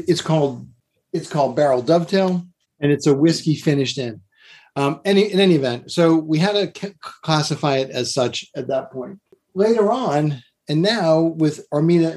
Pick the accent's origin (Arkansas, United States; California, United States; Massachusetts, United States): Massachusetts, United States; now in Kentucky, United States; I grew up in Massachusetts, and the beach was a big part of my childhood